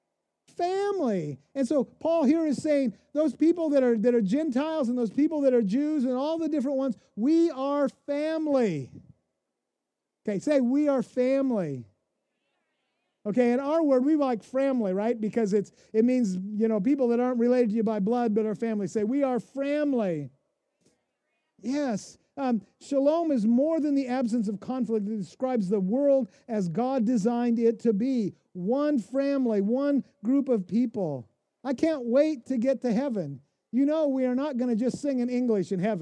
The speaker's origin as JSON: {"language": "English", "region": "Pacific Northwest", "country": "United States", "tie": "born or raised there", "also_born_or_lived": "Kansas City, Missouri", "moved": "yes", "said": "I grew up in the Pacific Northwest."}